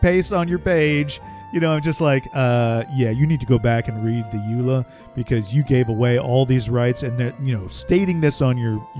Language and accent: English; St. Petersburg, Florida, United States; moved away; Growing up in St. Petersburg, that was God's waiting room.